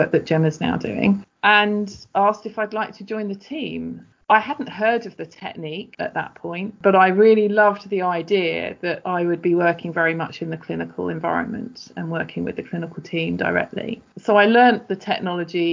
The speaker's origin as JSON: {"language": "English", "region": "London", "country": "United Kingdom", "also_born_or_lived": "Exeter", "moved": "as an adult", "said": "I was from London originally"}